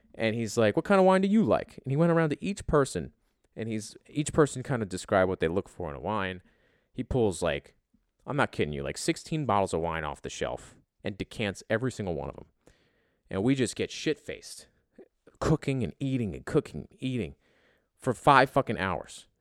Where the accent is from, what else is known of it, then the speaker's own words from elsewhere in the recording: United States; me being American